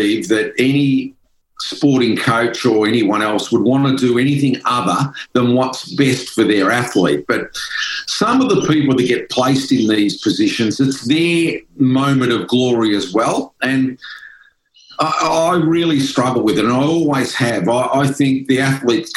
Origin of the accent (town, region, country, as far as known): Melbourne, Victoria, Australia; born or raised there